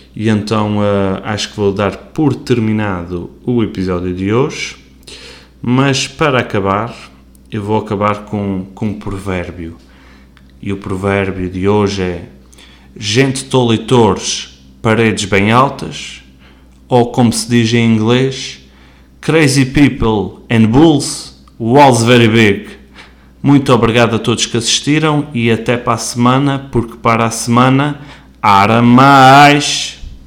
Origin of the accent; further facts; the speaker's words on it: Portugal; como portugueses que somos